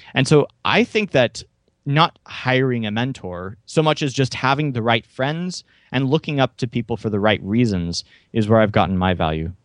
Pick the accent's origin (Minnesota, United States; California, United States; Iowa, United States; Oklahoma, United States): Oklahoma, United States; Tulsa; I was born and raised near Tulsa, Oklahoma